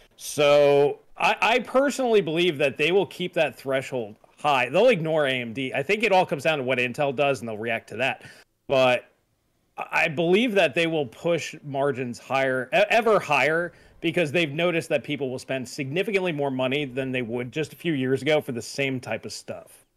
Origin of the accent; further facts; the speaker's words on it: United States; I'm an American